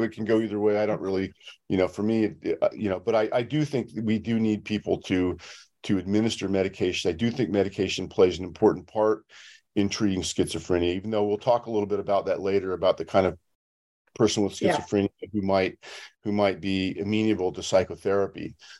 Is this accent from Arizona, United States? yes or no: no; San Francisco, California, United States; now in Los Angeles, United States; I'm from the San Francisco area. You know, that's where I grew up. But now I live near Los Angeles